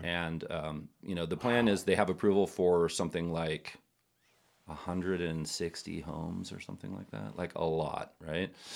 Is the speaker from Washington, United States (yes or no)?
no; Napa, California, United States; we, we grew up together in Napa, um, in the eighties.